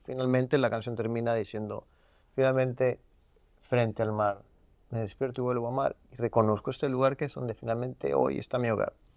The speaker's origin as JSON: {"language": "Spanish", "country": "Peru", "also_born_or_lived": "Miami", "moved": "yes", "lives_now": "Los Angeles, United States", "said": "como los peruanos comemos la canchita del ceviche"}